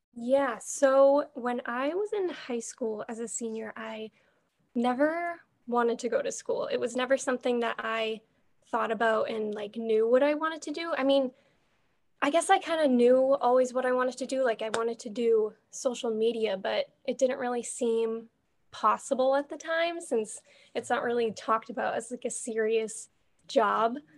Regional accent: Boston area, Massachusetts, United States; I've grown up here my whole entire life

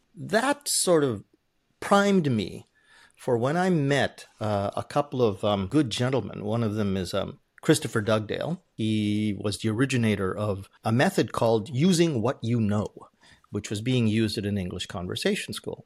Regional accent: Canada; English is a second language; moved away as an adult; now in Japan; I spoke as a Canadian

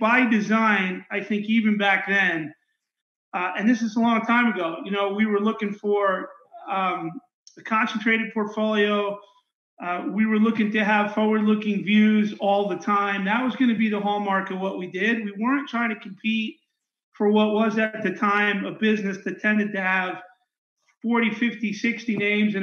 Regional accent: Long Island, New York, United States; I live pretty close to where I grew up. My parents were from the outer boroughs. I grew up in Long Island.

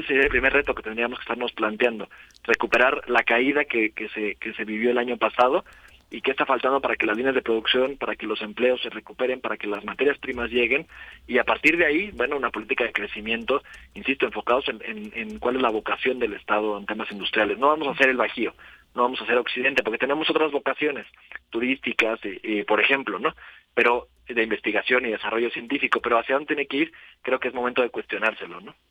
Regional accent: Morelos, Mexico; en el estado de Morelos

